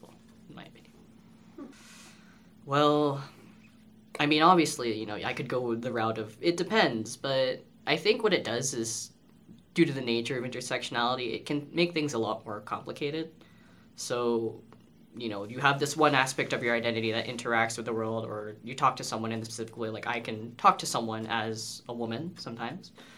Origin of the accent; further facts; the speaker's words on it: Canada; first language English; growing up, I was born here in Canada, and my parents figured it was better for me to learn English rather than to learn Filipino